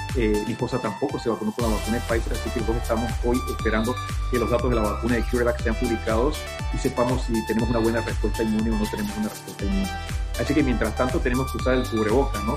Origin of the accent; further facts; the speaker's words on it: Panama; nosotros los panameños